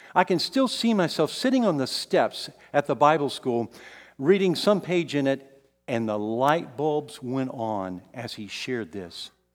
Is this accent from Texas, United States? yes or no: yes; San Antonio, Texas, United States; also born or lived in Kansas City; I moved from here in San Antonio, this is my hometown